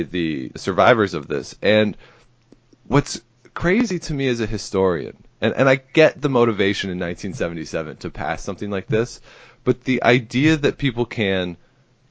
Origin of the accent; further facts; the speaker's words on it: Canada; growing up in Canada